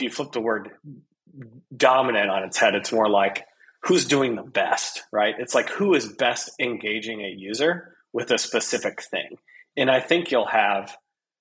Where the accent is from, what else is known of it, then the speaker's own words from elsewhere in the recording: Midwest, Iowa, United States; I'm a person from the Midwest in the United States, a farming community in Iowa